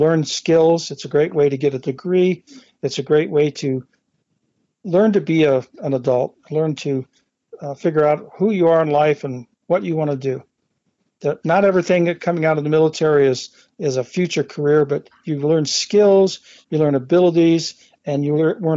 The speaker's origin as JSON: {"language": "English", "region": "Midwest", "country": "United States", "tie": "born or raised there", "also_born_or_lived": "Carson Valley, Nevada", "moved": "as an adult", "lives_now": "Minden, United States", "said": "I grew up in the Midwest"}